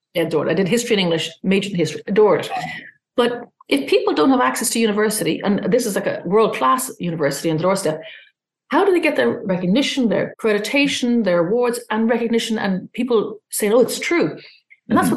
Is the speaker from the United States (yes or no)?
no; Ireland; also born or lived in London / Australia / Singapore; I'm Irish